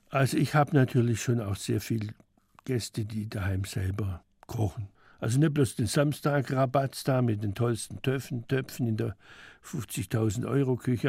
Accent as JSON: {"language": "German", "town": "Schwäbisch Gmünd", "region": "Baden-Württemberg", "country": "Germany", "tie": "born or raised there", "moved": "as an adult", "lives_now": "Stuttgart, Germany", "said": "in Schwäbisch Gmünd war das, da war ich 18 Jahre lang in meinem Heimatort"}